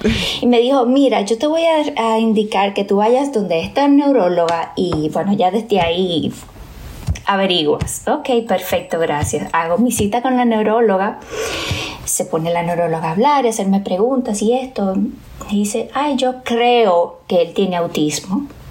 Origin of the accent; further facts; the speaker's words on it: Bonao, Monseñor Nouel, Dominican Republic; tengo que regresar de nuevo a mi pueblo